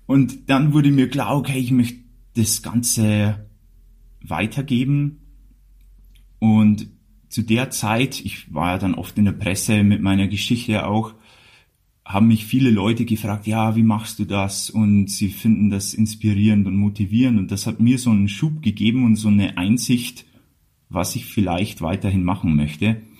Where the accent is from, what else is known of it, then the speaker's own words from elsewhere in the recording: Bavaria, Germany; dann ist auch äh, von meinem Outfit schon klar, wo ich herkomme, nämlich aus Bayern und dann ist es sprachlich auch nicht mehr so wichtig. Also ich tue mein Bestes, was das Hochdeutsche angeht.